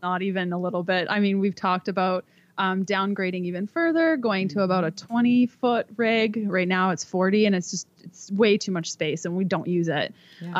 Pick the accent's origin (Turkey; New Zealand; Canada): Canada; moved away as an adult; We're from Canada.